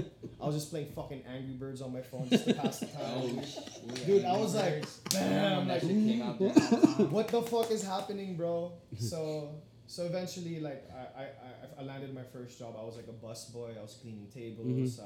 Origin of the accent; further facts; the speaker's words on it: Philippines; I know I'm Filipino, but what the fuck, dude?